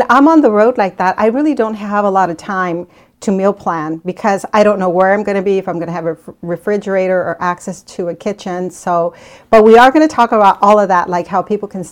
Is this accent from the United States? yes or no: yes; Arizona, United States; moved away; I grew up in Arizona